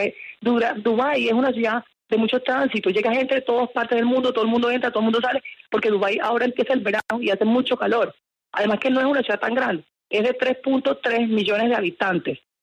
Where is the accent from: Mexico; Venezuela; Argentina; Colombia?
Colombia; Cartagena, Caribbean coast; yo soy costeña